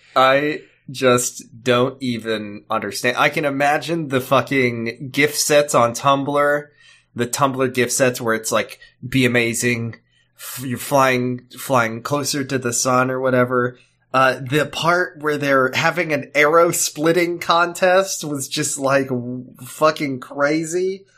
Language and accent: English; United States